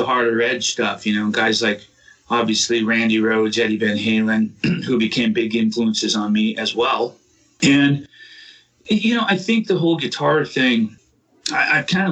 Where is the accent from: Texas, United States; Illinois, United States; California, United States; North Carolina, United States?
California, United States; Southern; moved away as an adult; also born or lived in Oklahoma; now in Massachusetts, United States; I grew up in Southern California for the most part